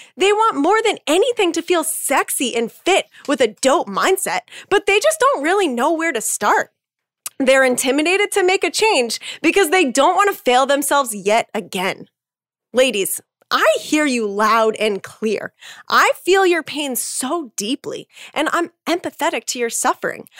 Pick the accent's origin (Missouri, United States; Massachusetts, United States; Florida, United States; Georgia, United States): Massachusetts, United States; also born or lived in Salem, Massachusetts / Boston, Massachusetts / East Coast; I grew up in Massachusetts